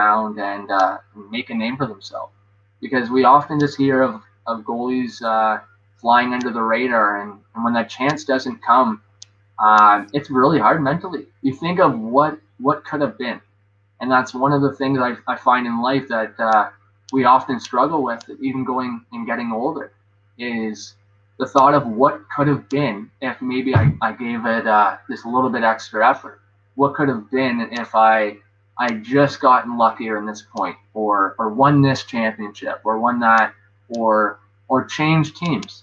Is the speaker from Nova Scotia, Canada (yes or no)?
no; Gravenhurst, Ontario, Canada; my hometown of Graveners